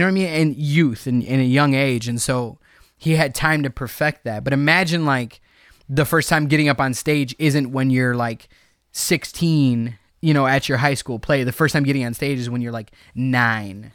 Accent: Cicero, Illinois, United States; also born or lived in Berwyn, Illinois; I was born in Berwyn, raised in Cicero

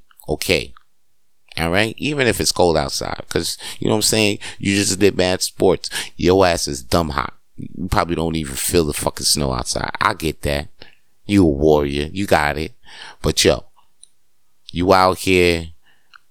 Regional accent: New York, United States; moved away; I grew up in New York

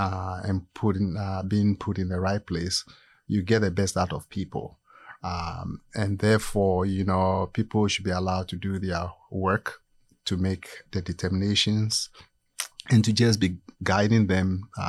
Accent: Ghana; moved away as an adult; also born or lived in Iowa / Virginia / Florida; now in United States; No, originally I'm from Ghana, West Africa.

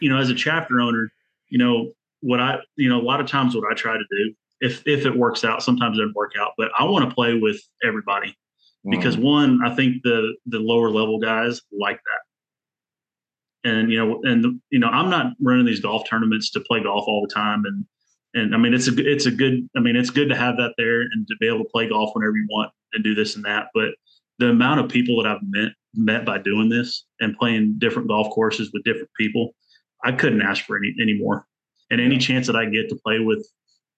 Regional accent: Athens, Alabama, United States; moved away; also born or lived in Nebraska; So I grew up in Athens, Alabama. That's where I kind of, from second grade on, that's where I was. North Alabama.

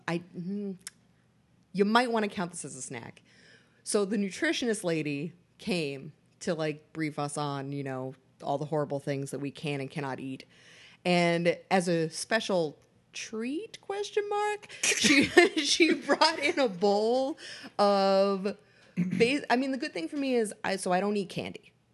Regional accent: Boston, Massachusetts, United States; I am from Boston

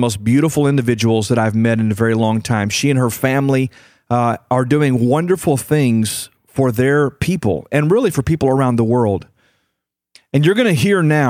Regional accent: United States; I'm from the United States of America. I live here in North America

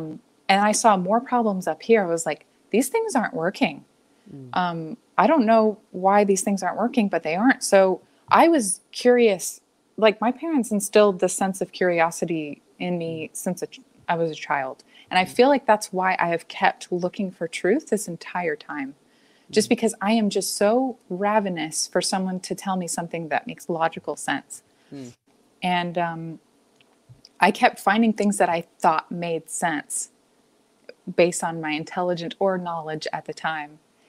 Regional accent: Alabama, United States; now in Seattle, United States; I came from Alabama, from a fairly liberal town there too. It was like a pretty blue part of the state.

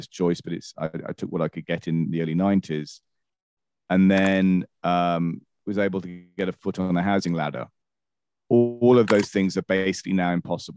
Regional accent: United Kingdom; I'm British, as a kid went through the winter of discontent in the late 70s

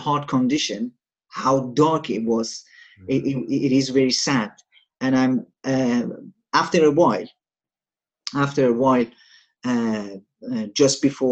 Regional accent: Shiraz, Fars, Iran; moved away; I'm from Iran, a city called Shiraz, which is a southern city.

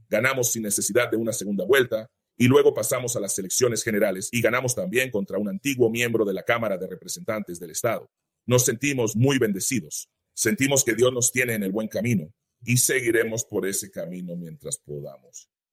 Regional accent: Greensboro, North Carolina, United States; me crié en Greensboro

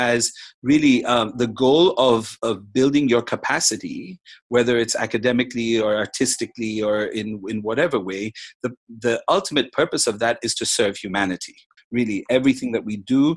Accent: India; now in Macau; I'm Indian

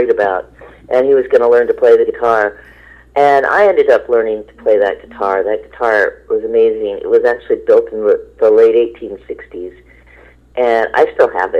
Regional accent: Berkeley, California, United States; I grew up in Berkeley, California

